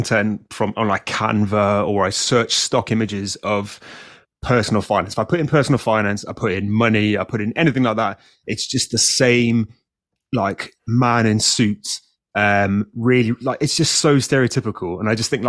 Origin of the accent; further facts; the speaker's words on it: South Africa; now in United Kingdom; I grew up in South Africa, so I had a slightly different view of society.